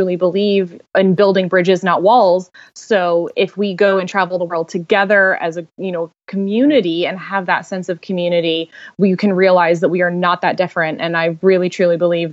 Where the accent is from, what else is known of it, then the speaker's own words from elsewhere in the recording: North Carolina, United States; I am from North Carolina originally. I've been in North Carolina my whole life